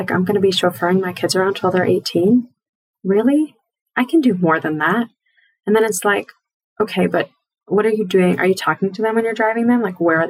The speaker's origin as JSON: {"language": "English", "town": "Seattle", "region": "Washington", "country": "United States", "tie": "born or raised there", "said": "I grew up in Seattle on Shlichus also."}